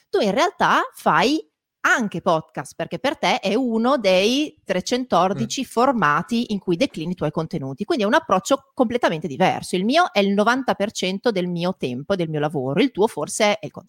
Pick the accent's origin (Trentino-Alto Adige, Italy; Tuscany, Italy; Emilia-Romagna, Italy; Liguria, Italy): Emilia-Romagna, Italy; Eh, io da Emiliana fortemente... posso darti ragione